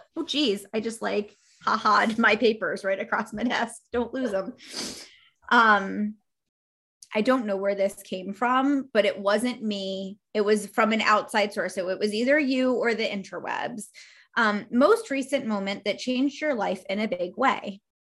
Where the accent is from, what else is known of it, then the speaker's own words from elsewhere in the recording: New York, United States; I grew up in New York State.